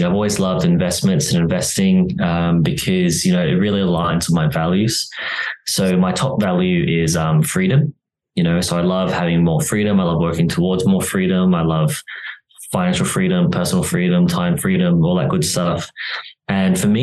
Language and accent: English; Australia; moved away as an adult; now in Barcelona, Spain; So I am from Australia originally, but I do live in Europe now